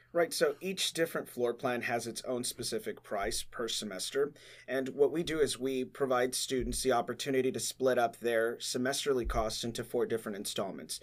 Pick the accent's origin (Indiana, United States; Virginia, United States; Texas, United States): Texas, United States; Laredo; I am from Laredo, Texas